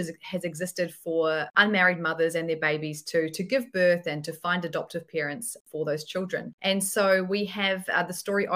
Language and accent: English; New Zealand; I'm in New Zealand, if you haven't been able to tell by my strange accent